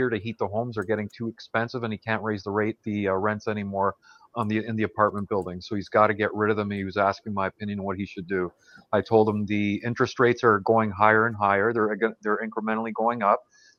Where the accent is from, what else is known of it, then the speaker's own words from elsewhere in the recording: Toronto, Ontario, Canada; I grew up in Toronto my whole life.